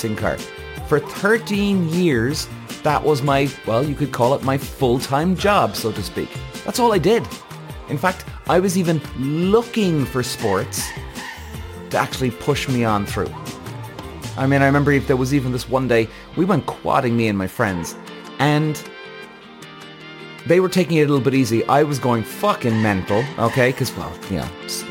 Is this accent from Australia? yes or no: no; Cork, Munster, Ireland; also born or lived in London; I was coming home from London back to Cork every 3 or 4 weeks